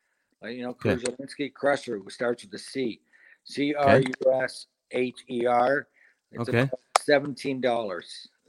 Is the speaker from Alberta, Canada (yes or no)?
no; Toronto, Ontario, Canada; also born or lived in London, Ontario; I live in Toronto now. I'm from Toronto, live in London.